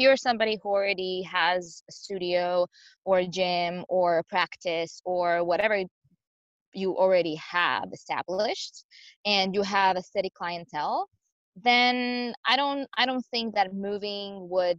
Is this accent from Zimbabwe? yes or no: no; Croatia; moved away as an adult; also born or lived in Spain; now in Seattle, United States; I'm originally from Croatia, but I lived in Spain prior to coming here.